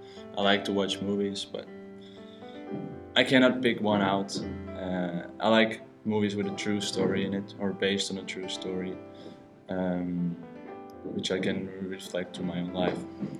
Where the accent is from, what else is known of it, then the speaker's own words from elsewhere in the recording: Amsterdam, North Holland, Netherlands; born and raised in Amsterdam.